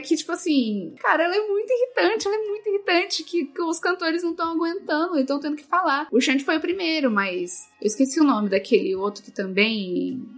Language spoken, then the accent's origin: Portuguese; Caraguatatuba, São Paulo, Brazil; eu sou de Caraguatatuba